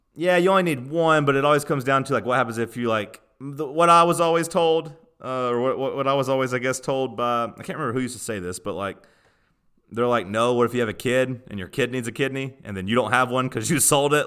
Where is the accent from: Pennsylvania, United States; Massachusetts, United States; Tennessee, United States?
Tennessee, United States; born or raised there